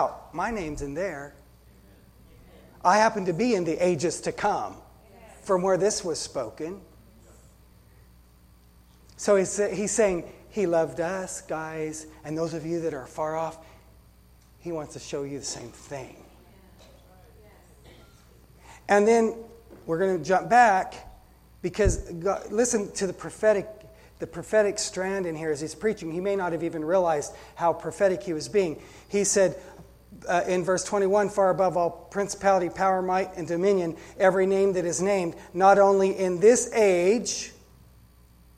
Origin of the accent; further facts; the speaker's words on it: United States; I love being an American, but I'm a Christian first